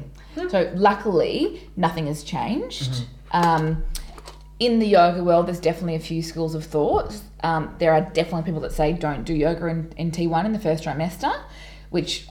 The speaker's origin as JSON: {"language": "English", "town": "Townsville", "region": "Queensland", "country": "Australia", "tie": "born or raised there", "moved": "yes", "lives_now": "Melbourne, Australia", "said": "When I grew up in Townsville"}